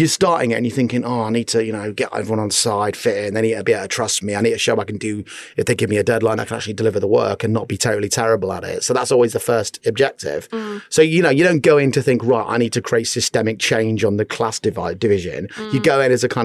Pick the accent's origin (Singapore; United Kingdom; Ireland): United Kingdom; Newark, East Midlands; moved away; also born or lived in Bath / London; I grew up in Newark, Nottinghamshire